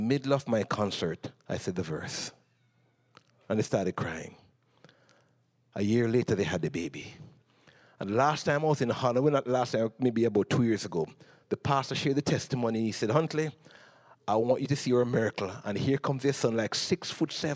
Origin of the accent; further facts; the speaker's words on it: Jamaica; moved away as an adult; I came from Jamaica